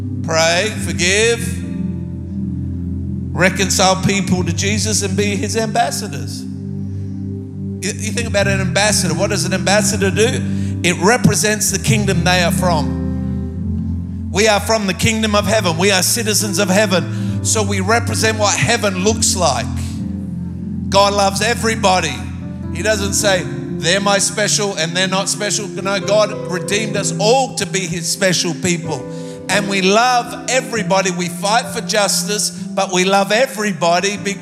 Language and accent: English; Australia; I come from Australia